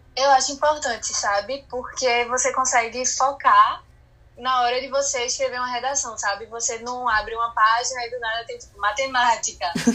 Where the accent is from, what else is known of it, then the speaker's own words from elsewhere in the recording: Recife, Pernambuco, Brazil; eu tenho 16 anos, é, sou de Recife e estudo no Marista São Luís.